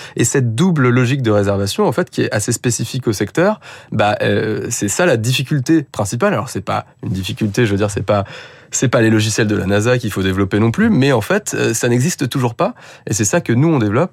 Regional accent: Paris, Île-de-France, France; je suis parisien

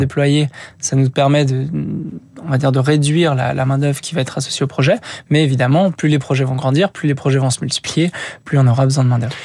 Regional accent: Rémire-Montjoly, French Guiana; moved away; j'ai grandi en Guyane, en Guyane française, euh, donc vers montjoly donc ma famille qui était installée là-bas. J'ai fait la moitié de mon enfance.

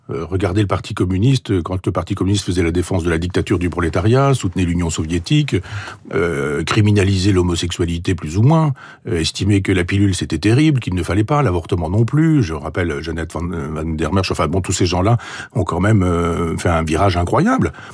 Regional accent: Normandy, France; je suis normand

